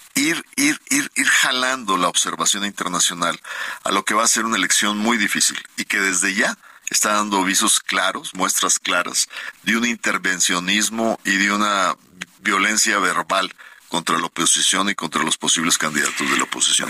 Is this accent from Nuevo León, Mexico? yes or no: yes; Monterrey, Nuevo León, Mexico; mi tierra, en Monterrey